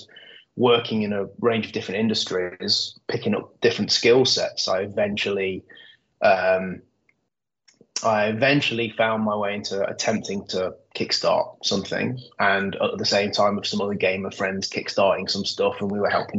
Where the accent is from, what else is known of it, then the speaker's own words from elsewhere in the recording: Nottingham, East Midlands, United Kingdom; I grew up in Nottingham. I was born and bred in Nottingham.